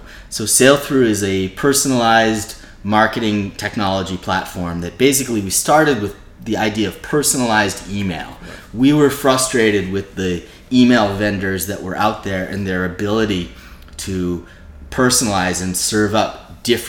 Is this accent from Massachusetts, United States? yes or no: yes; Boston, Massachusetts, United States; moved away as an adult; now in New York, United States; I'm from Boston originally